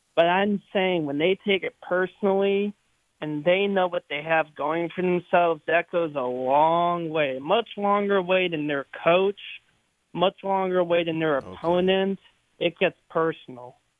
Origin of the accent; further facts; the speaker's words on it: Cleveland, Ohio, United States; now in San Diego, United States; I'm from Cleveland originally